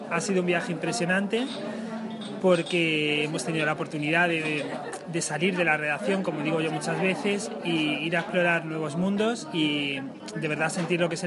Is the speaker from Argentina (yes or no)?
no; Talavera de la Reina, Castilla-La Mancha, Spain; yo nací en Talavera de la Reina, siempre he ido al colegio en Talavera de la Reina, pero es verdad que yo soy, mis raíces están en Castillo de Bayuela